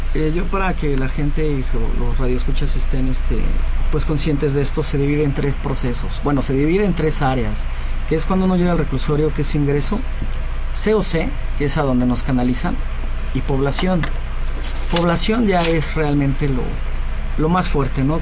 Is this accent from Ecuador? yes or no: no; Mexico; yo creo en mi país, creo en México